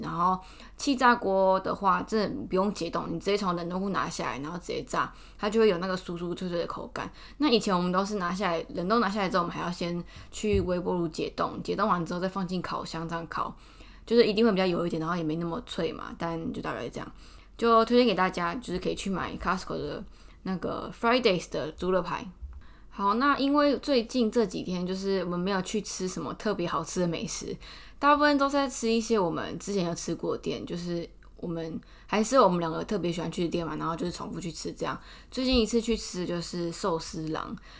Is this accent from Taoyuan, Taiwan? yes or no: no; Taichung, Taiwan; now in Taipei, Taiwan; 因为我从小在台中的时候，我们家都去大润发